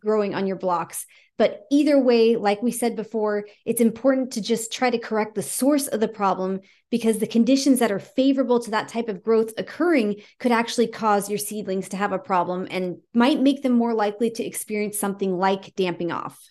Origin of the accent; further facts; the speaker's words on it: California, United States; now in Virginia, United States; I'm actually from California